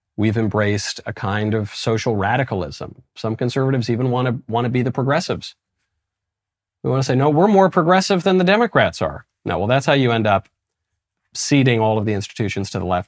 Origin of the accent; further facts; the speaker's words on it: United States; I'm American